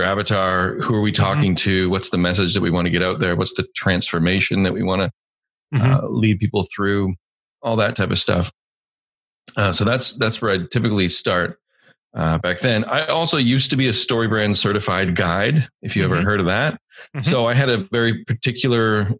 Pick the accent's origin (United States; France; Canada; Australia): Canada; I'm Canadian